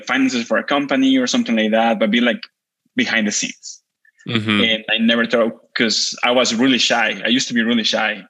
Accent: Mexico; English is a second language; now in United States; I'm from Mexico

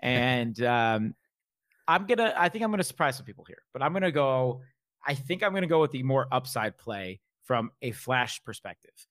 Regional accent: New York, United States; I'm a New Yorker

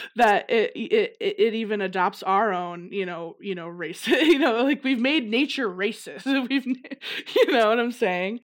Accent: Downers Grove, Illinois, United States; moved away as an adult; also born or lived in Los Angeles; now in Arizona, United States; from the suburbs of Chicago, Jenners Grove. Grew up there in the same house since I was eighteen

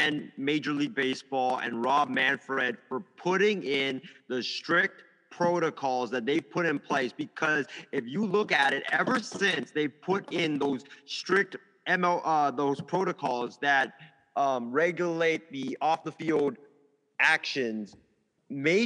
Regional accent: Hawaii, United States; in my hometown of Hawaii

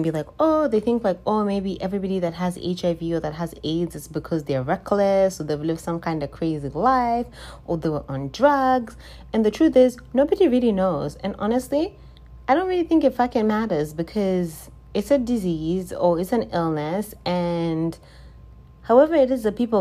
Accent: Zimbabwe; moved away; I'm from Zimbabwe, if this is your first time listening, I'm from Zimbabwe.

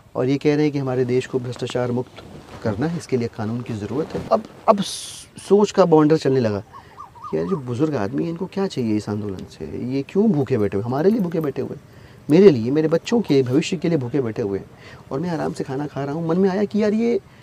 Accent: Zamania, Uttar Pradesh, India; now in Delhi, India; मैं अपने गांव की अगर बात करूँ ज़मानिया एक बहुत छोटा सा कस्बा है बनारस

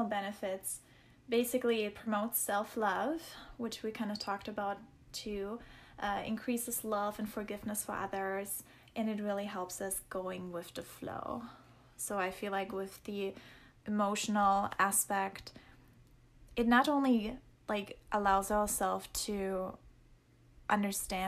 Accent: Germany; moved away; That's where I grew up in Germany

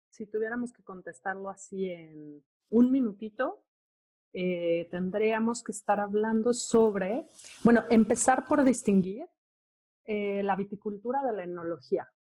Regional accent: Mexico City, Mexico; yo soy de la Ciudad de México.

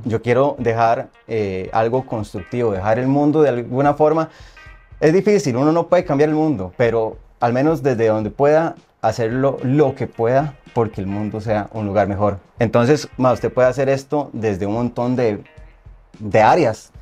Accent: Santa Bárbara, Heredia, Costa Rica; yo soy de, Santa, de San Pedro, de Santa Bárbara Heredia.

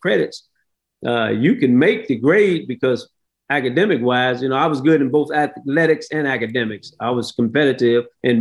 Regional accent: St. Louis, Missouri, United States; as a kid, I grew up in the inner city of St. Louis, a little bit south of Ferguson, Missouri.

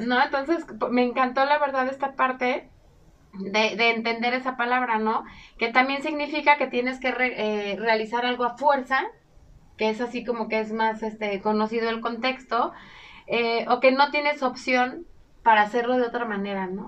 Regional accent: Mexico; utilizamos los mexicanos

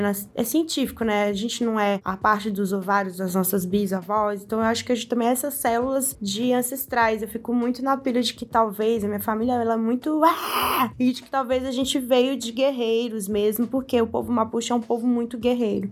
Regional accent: Sabará, Minas Gerais, Brazil; não saí de Sabará

